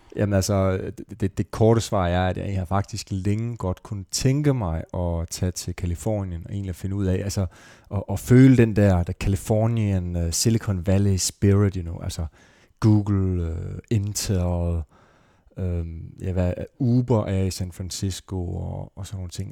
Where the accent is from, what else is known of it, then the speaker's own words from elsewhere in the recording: Esbjerg, Southern Denmark, Denmark; min fødeby, Esbjerg